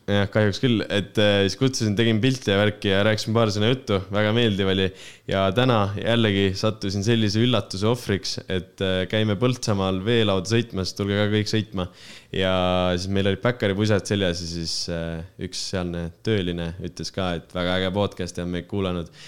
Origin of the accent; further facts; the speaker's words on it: Estonia; mina kui lihtne eestlane